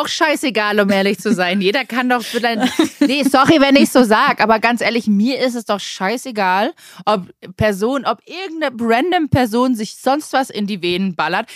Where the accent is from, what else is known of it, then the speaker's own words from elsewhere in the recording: Germany; bei uns in Deutschland